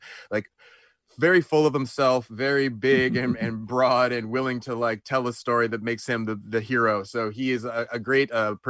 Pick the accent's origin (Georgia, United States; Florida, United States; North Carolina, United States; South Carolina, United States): Georgia, United States; Atlanta; moved away; I was born in Atlanta and raised in Atlanta for the first part of my life.